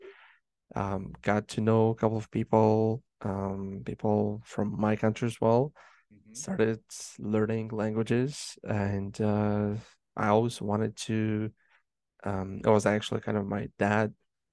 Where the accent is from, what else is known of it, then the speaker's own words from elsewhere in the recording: Moldova; now in Canada; I was born and raised in Moldova, which is Eastern Europe